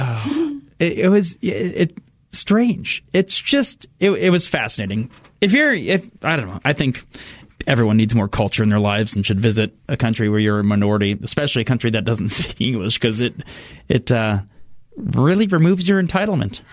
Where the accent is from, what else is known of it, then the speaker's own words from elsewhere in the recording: United States; as an American